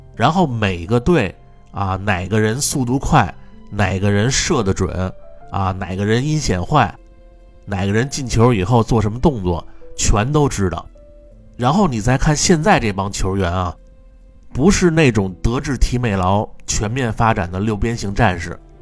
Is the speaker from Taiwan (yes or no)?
no; Beijing, China; accent: Beijing dialect; moved away; also born or lived in United Kingdom; 我们北京话啊，这就叫局气